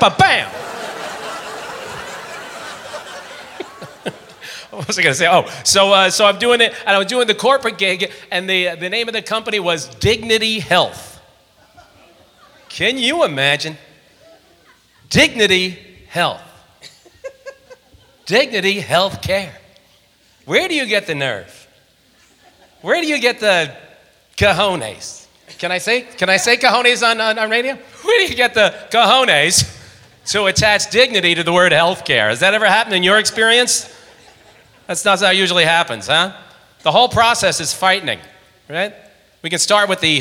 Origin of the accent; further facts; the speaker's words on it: Long Island, New York, United States; I was raised on Long Island in New York